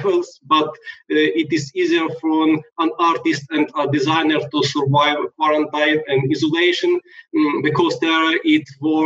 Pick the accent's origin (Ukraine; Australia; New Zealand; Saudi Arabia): Ukraine; Lviv, Lviv Oblast; in my hometown, a lot of jobs are provided by the IT industry